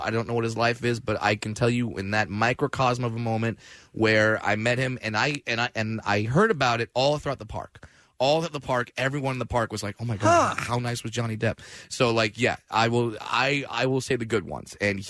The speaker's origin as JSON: {"language": "English", "area": "Orange County", "region": "California", "country": "United States", "tie": "born or raised there", "said": "Grew up in Orange County, California."}